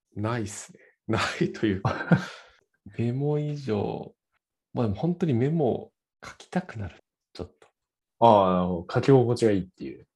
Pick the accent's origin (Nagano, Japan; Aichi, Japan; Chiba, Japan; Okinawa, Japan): Nagano, Japan; 僕、長野なんですけど、出身が